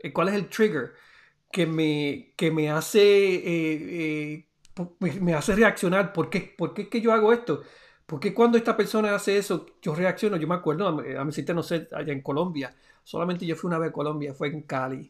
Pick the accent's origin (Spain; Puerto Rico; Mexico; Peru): Puerto Rico; de allá de, de Puerto Rico, de mi pueblo